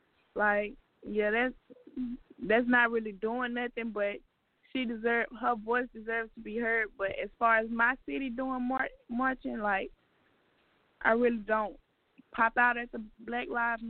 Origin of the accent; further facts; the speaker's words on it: Chattanooga, Tennessee, United States; moved away; Well, I'm from Chattanooga, Tennessee, but I'm actually not there anymore. I'm back and forth.